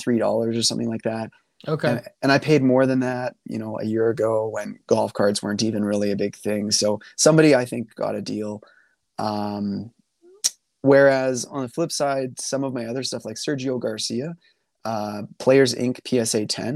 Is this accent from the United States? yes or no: no; Canada; being a Canadian